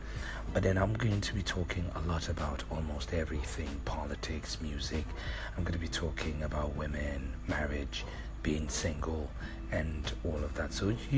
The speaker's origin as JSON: {"language": "English", "country": "Nigeria", "said": "I'm a Nigerian."}